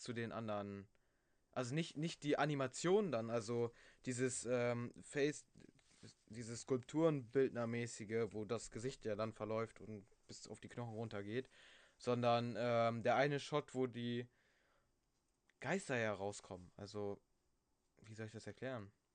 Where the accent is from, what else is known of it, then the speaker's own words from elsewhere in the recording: Germany; Bei uns in Deutschland